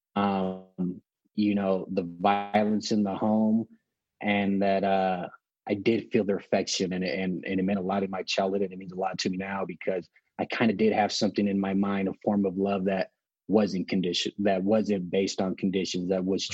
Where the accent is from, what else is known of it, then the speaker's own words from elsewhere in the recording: Los Angeles, California, United States; also born or lived in San Pedro, California; I was born and raised in Los Angeles, California, in a smaller city called Wilmington, then moved to another inner city in the same area called San Pedro.